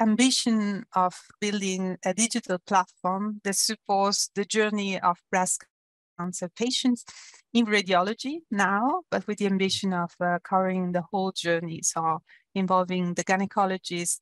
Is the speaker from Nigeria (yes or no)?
no; Italy; moved away as an adult; also born or lived in Germany; now in Zurich, Switzerland; I come from Italy. I studied in Italy